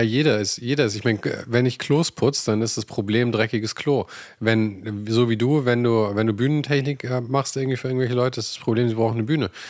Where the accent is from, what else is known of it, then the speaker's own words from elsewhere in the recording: Germany; bei uns in Deutschland